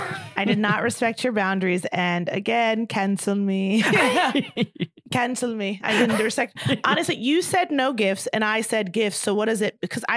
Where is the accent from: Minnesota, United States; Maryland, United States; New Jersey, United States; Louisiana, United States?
Maryland, United States; Baltimore; I'm from there